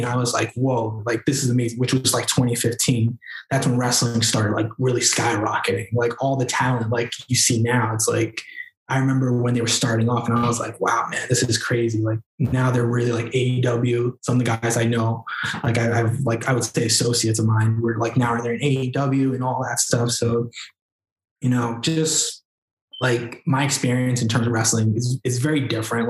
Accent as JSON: {"language": "English", "town": "New York City", "region": "New York", "country": "United States", "tie": "born or raised there", "said": "I'm a Queens native from New York"}